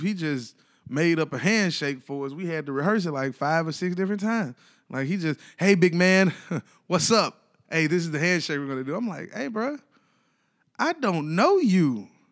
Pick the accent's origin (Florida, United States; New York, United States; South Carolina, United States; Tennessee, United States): Tennessee, United States; Ripley; now in Nashville, United States; I'm from Ripley, Tennessee.